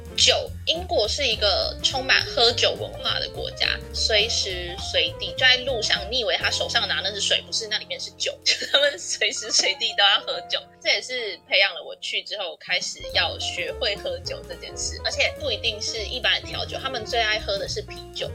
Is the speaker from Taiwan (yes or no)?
yes; Taiwan; also born or lived in Leeds, United Kingdom; 原来我对台湾的了解这么少